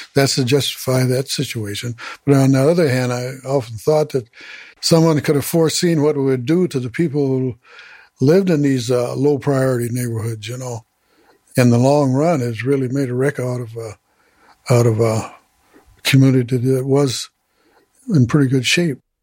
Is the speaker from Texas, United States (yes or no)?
no; St. Paul, Minnesota, United States; I was born here in Minnesota, St. Paul